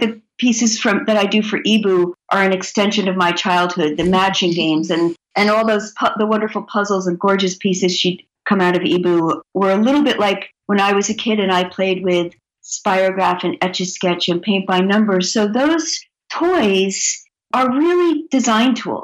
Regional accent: New Jersey, United States; I grew up in New Jersey, where we were on our bicycles all day and played kick the can at night.

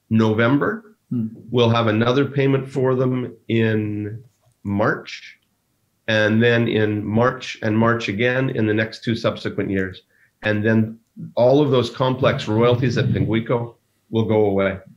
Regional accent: Ireland; Um, I'm Irish. I can say that.

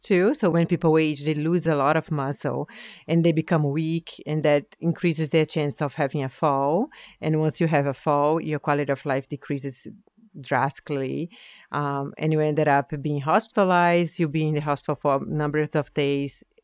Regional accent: Brazil; moved away as an adult; now in Nova Scotia, Canada; I'm originally from Brazil. Um, I came to Nova Scotia in two thousand nine to do a P H D

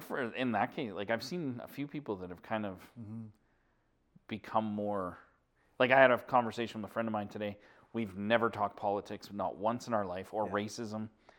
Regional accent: Alberta, Canada; I was born anybody born and raised in Alberta. I'm just like you, born and raised here.

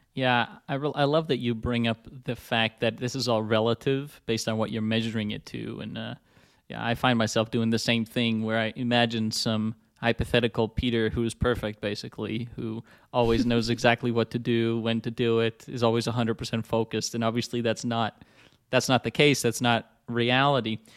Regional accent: Netherlands; I'm from the Netherlands, I'm Dutch

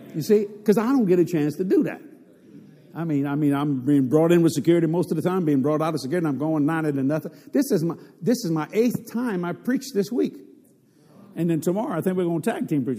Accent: Cajun, Louisiana, United States; accent: Cajun; I'm a Cajun

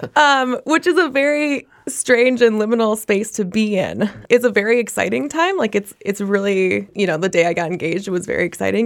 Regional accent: Minnesota, United States; a native born Minnesotan

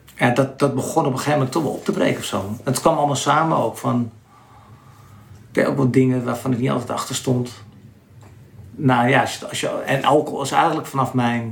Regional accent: Landsmeer, North Holland, Netherlands; ik kom uit Lansmeer, een klein dorpje.

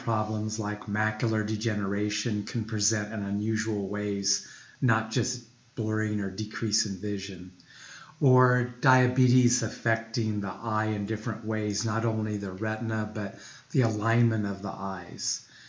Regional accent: Des Moines, Iowa, United States; Actually, I'm very homegrown. I grew up in Des Moines, Iowa.

